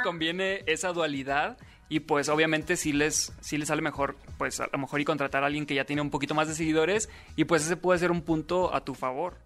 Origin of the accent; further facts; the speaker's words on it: Sinaloa, Mexico; yo soy de Sinaloa